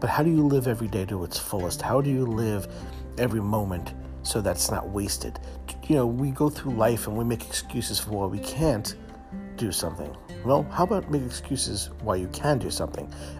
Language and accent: English; New York City, New York, United States; as a kid growing up in Brooklyn, my mom raised us